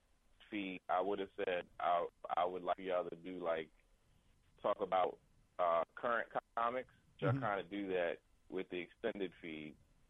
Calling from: New York City, New York, United States; From Queens, New York.

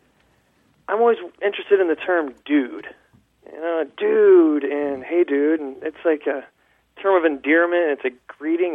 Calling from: Indianapolis, Indiana, United States; I'm calling from Indianapolis, Indiana

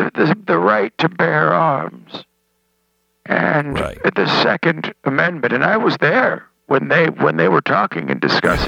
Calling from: Sun City, Florida, United States; I'm calling from Sun City, Florida.

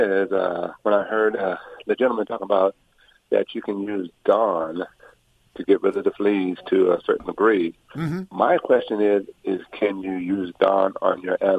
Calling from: Orange County, California, United States; I'm calling from Orange County, California.

